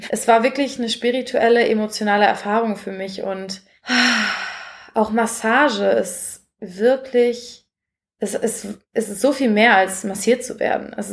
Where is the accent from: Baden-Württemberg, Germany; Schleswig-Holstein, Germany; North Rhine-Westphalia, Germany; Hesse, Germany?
North Rhine-Westphalia, Germany; Essen; da bin ich nämlich nach Essen gefahren, wo ich aufgewachsen bin